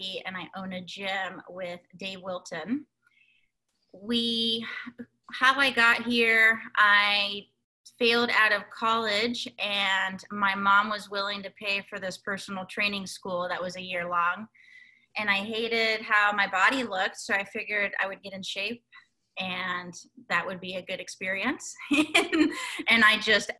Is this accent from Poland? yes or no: no; Guatemala; moved away; we grew up in Guatemala